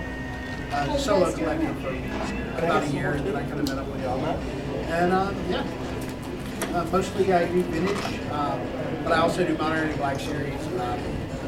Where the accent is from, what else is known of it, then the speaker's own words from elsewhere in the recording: Perry, Georgia, United States; now in Athens, United States; I'm originally from Perry. I live in Athens now.